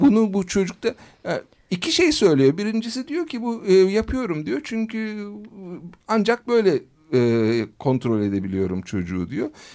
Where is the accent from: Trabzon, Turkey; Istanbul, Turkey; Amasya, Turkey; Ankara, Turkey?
Ankara, Turkey; also born or lived in United States; Ankara doğumluyum